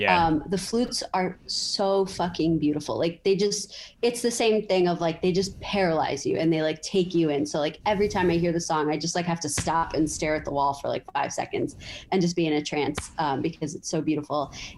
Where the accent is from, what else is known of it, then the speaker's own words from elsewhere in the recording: New York City, New York, United States; I'm from like three blocks away from there, and that's where I grew up.